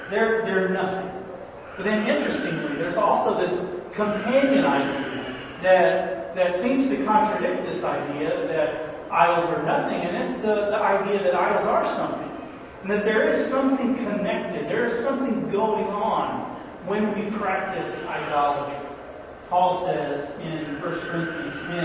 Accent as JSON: {"language": "English", "country": "United States", "said": "as American people, United States, North American, Western culture kinds of people"}